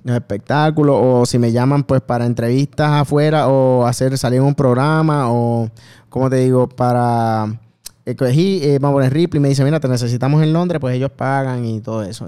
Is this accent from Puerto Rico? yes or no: yes; Bayamón, Puerto Rico; Yo soy de Bayamón